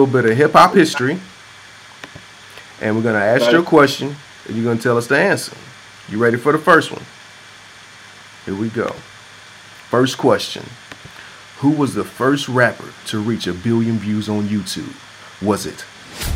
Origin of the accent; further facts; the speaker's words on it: Clarksville, Tennessee, United States; I'm from Tennessee too, I'm from Clarksville